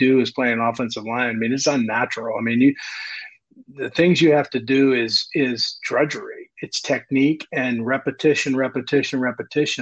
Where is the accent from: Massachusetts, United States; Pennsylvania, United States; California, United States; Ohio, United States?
Pennsylvania, United States; Beaver County, Western; the area I grew up with in Beaver County, Western Pennsylvania